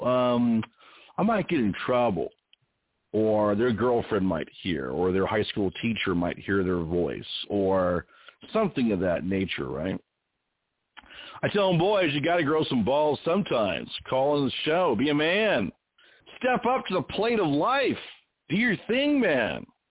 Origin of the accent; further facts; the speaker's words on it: West Coast, United States; also born or lived in Indiana / Texas; I'm from the West Coast